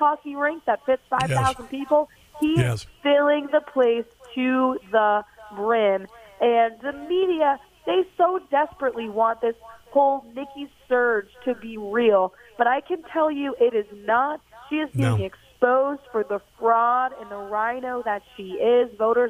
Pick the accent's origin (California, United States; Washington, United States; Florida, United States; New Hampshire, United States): New Hampshire, United States; And it's the same thing here in my home state of New Hampshire.